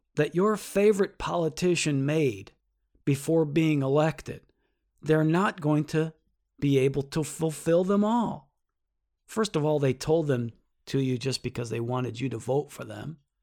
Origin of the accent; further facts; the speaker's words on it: United States; I am an American